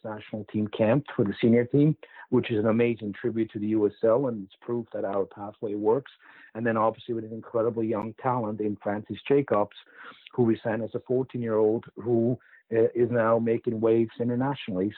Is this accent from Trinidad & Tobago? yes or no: no; Switzerland; moved away; growing up in Switzerland